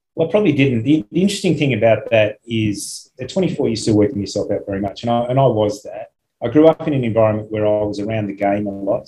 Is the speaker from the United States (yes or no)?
no; Australia; I'm from Australia